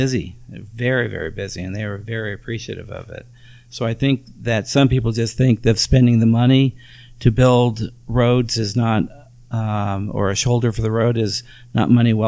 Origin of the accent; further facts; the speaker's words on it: Bay Area, California, United States; now in Nevada City, United States; I grew up in the Bay Area